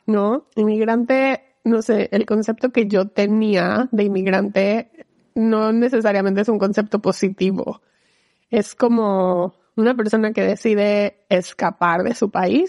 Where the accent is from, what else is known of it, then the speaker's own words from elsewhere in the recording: Mexico; moved away as an adult; now in Seattle, United States; soy mexicana, soy abogada, trabajo en Amazon, vivo en Seattle